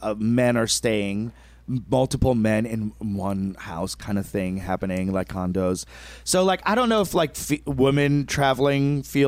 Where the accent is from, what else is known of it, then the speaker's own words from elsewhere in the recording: New York City, New York, United States; moved away; New York City, obviously, New York is hometown, my hometown.